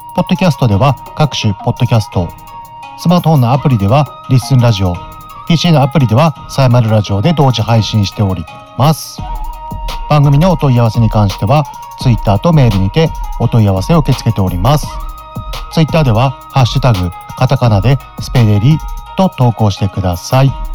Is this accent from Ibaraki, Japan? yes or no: yes; Mito, Ibaraki, Japan; 水戸生まれ水戸育ち